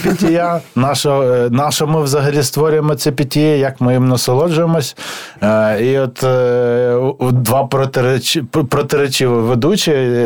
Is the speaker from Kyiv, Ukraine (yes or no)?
yes; Kyiv, Ukraine; я зростав в Києві